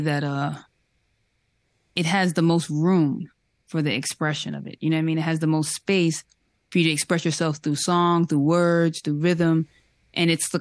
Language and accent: English; New York, United States; I'm from New York